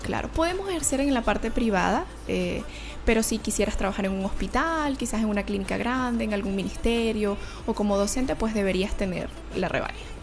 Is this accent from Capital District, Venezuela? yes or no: no; Valencia, Carabobo, Venezuela; moved away as an adult; also born or lived in Canada; now in Chile; una valenciana magallanera de pura cepa